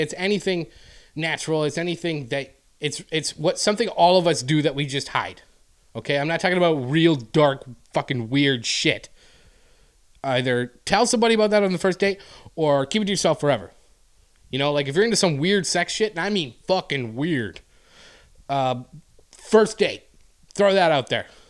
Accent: Canada; moved away; I'm Canadian

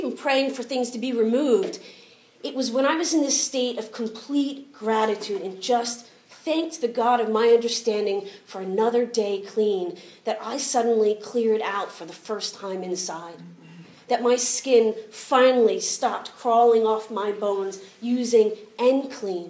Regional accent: United States; I'm American

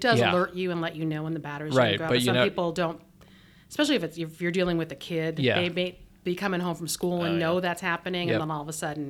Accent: Phoenix, Arizona, United States; also born or lived in Tucson, Arizona; I actually grew up, I was born in Tucson and I grew up in Phoenix.

